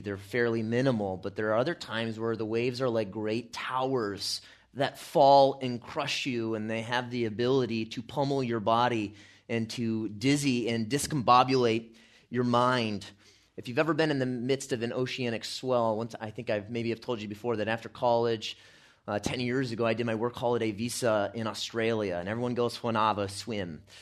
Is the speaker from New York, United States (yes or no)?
no; California, United States; I'm from California